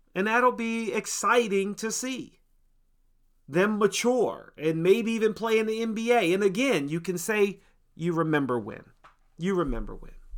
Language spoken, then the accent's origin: English; Washington, District of Columbia, United States; My hometown, my home city, the D M V